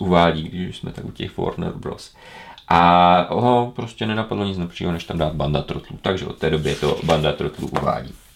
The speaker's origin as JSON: {"language": "Czech", "town": "Ostrava", "region": "Moravian-Silesian Region", "country": "Czechia", "said": "u nás v Ostravě Petřkovicích"}